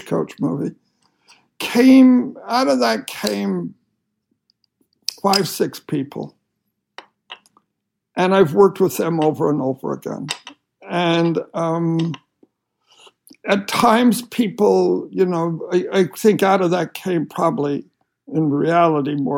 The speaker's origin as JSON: {"language": "English", "region": "Utah", "country": "United States", "tie": "born or raised there", "moved": "yes", "said": "I grew up in Utah"}